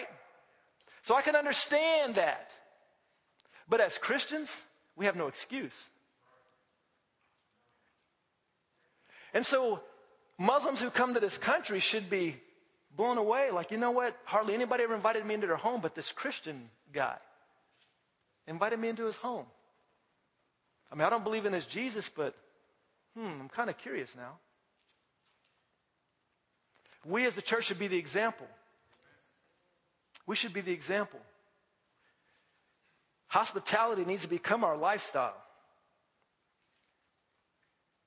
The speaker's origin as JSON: {"language": "English", "country": "United States", "said": "as an American"}